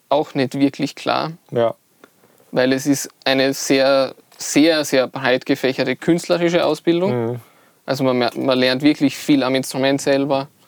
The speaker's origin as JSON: {"language": "German", "region": "Styria", "country": "Austria", "said": "Ähm, ich komme eigentlich aus der Steiermark, mhm. also so südöstlicher Teil ja. von Österreich."}